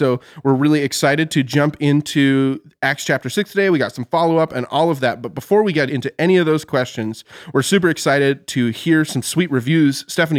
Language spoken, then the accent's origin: English; Oklahoma, United States; Listen, I'm technically from Oklahoma.